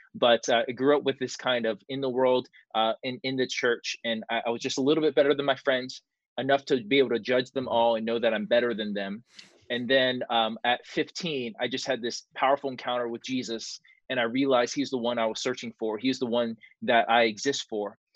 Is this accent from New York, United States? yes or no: no; Marietta, Georgia, United States; also born or lived in California; we moved into a suburb called Mar- uh, a city called Marietta, Georgia